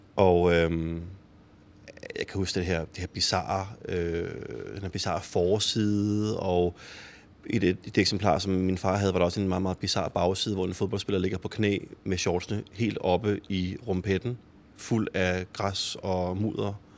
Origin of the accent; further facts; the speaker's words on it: Copenhagen, Capital Region of Denmark, Denmark; Jeg er jo også vokset op i urbanplanen og har også altid gået til fodbold i, i Fremad Amager